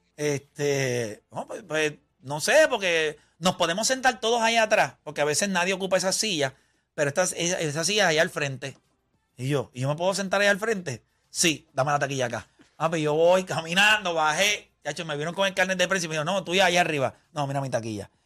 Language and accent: Spanish; Puerto Rico; yo soy de Puerto Rico.